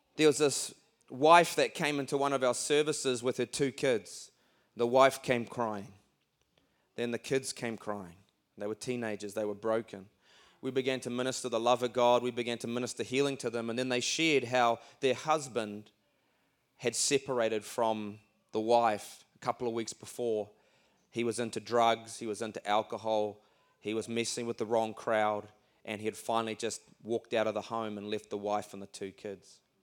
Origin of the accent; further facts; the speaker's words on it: Auckland, New Zealand; we come all the way from Auckland. That's not Oakland, that's Auckland.